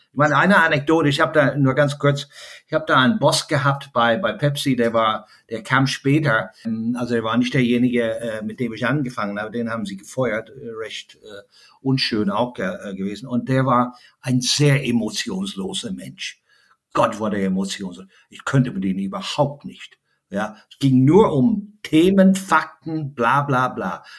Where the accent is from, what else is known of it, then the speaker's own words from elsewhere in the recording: Ireland; German is a second language; also born or lived in Germany; now in Frankfurt, Germany; in Deutschland, äh, wo ich äh, sehr, sehr gerne lebe als, als freiwillige irische Flüchtling